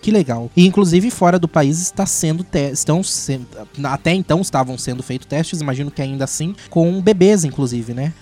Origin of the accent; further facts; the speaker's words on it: Brazil; A gente é nipo-brasileiro